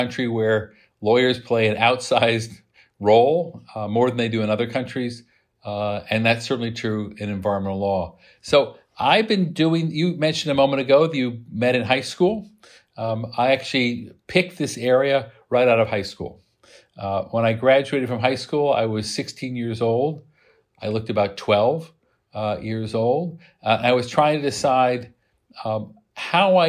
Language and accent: English; Midwest, United States; moved away; I grew up in the Midwest. I saw the beauty of farms, and I smelled manure from my house